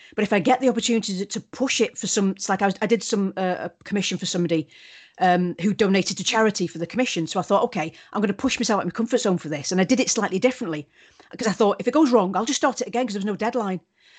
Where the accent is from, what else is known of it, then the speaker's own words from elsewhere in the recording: Wales, United Kingdom; accent: Welsh; I think I've lost my Welsh accent. But if I'm angry... Yeah. Then it comes out really.